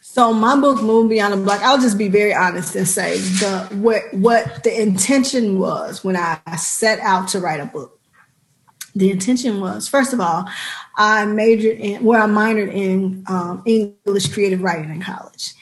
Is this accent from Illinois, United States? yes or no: yes; Chicago, Illinois, United States; I am from Chicago, South Side, uh, Low End, which is now Bronzeville